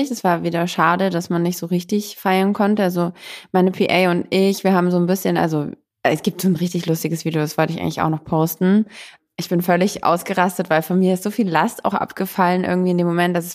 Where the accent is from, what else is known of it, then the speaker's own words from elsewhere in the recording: Dresden, Saxony, Germany; Ich komme aus Dresden.